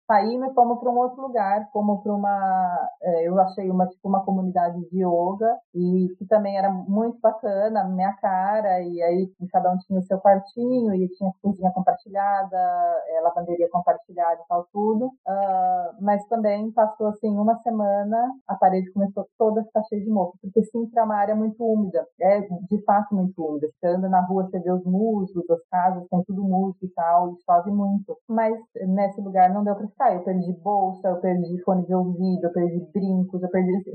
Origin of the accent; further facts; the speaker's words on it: Rio Claro, São Paulo, Brazil; moved away as an adult; also born or lived in Salvador / Águas de São Pedro / Campinas / Sydney; now in Portugal; no Brasil, eu morei, óbvio, onde eu nasci, Salvado, morei em Rio Claro, que foi onde eu cresci, morei em Águas de São Pedro, que foi onde eu fiz a faculdade de hotelaria, morei em São Paulo